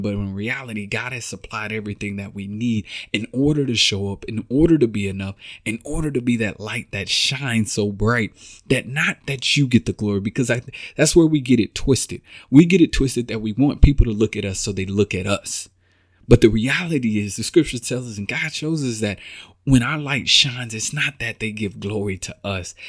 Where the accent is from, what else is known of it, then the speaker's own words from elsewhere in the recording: Texas, United States; moved away as an adult; now in Kansas City, United States; I'm from Texas, born and raised, been down, been there all my life